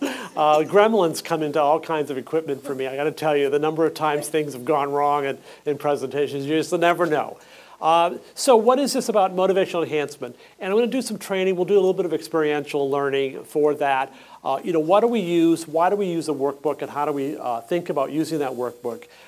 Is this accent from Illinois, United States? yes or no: no; Saco, Maine, United States; moved away; I'm actually from Maine uh, southern Maine, Saco, and I spent the weekend with my parents there